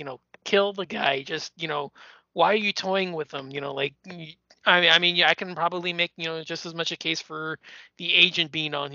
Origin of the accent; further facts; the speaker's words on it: United States; being an American